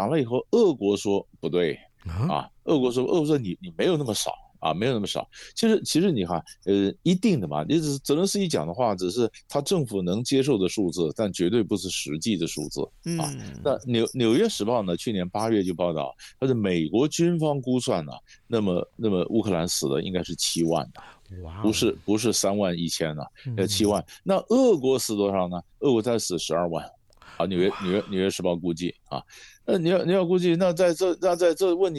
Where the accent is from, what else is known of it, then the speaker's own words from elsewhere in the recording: Taiwan; 我们我们台湾人讲的，在戏戏棚下站久就是你的